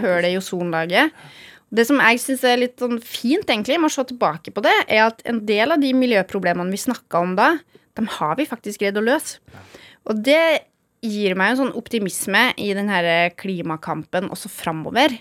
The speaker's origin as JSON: {"language": "Norwegian", "town": "Gjølme", "region": "Trøndelag", "country": "Norway", "tie": "born or raised there", "said": "Jeg er jo født og oppvokst på Gjølme. I det som da het Orkdal kommune."}